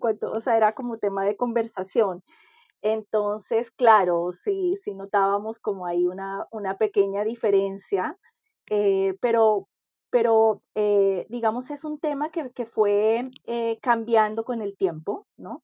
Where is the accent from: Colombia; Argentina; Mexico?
Colombia; also born or lived in Chile; now in Peru; Que si bien yo soy colombiana, eh, ya prácticamente era casi extranjera en mi propio país, ¿no? Después de tantos años fuera de Colombia